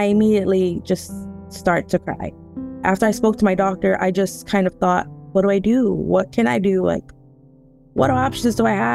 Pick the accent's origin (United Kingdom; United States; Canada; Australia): United States; Houston, Texas; I'm originally from Houston, Texas